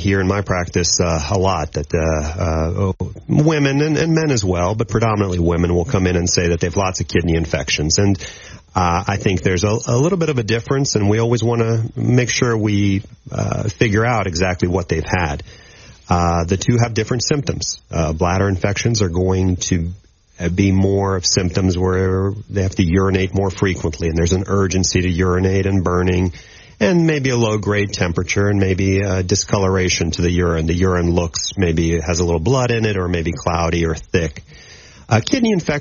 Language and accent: English; Maryland, United States; moved away as an adult; also born or lived in Akron, Ohio / Nashville, Tennessee; now in Shreveport, United States; I am originally from the East Coast, from Maryland, and I did my college training at Johns Hopkins University in Baltimore